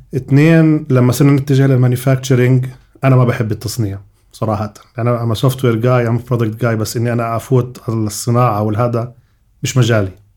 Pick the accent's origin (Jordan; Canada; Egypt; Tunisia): Jordan; moved away as an adult; also born or lived in United States; عندنا بالاردن